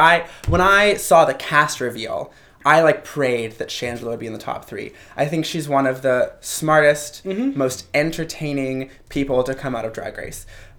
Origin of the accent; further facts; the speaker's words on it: the South, United States; moved away; I'm from the South. Sure. I grew up with Southern drag.